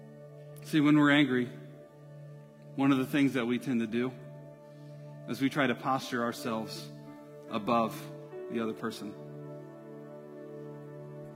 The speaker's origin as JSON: {"language": "English", "country": "United States", "said": "being in America, being an American"}